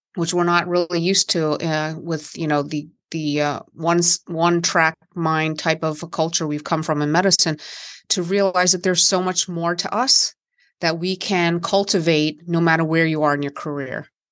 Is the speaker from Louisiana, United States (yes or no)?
no; West Virginia, United States; I grew up in West Virginia in the country